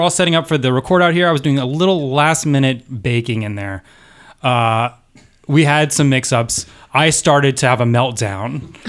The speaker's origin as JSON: {"language": "English", "region": "the South", "country": "United States", "tie": "born or raised there", "said": "I grew up in the South, so related to my Southern cultural heritage"}